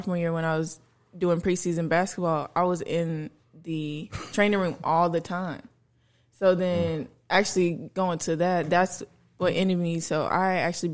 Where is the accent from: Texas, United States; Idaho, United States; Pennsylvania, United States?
Texas, United States; Fort Worth; also born or lived in Arlington, Texas / Mansfield, Texas; I'm from Fort Worth, but I went to school in Arlington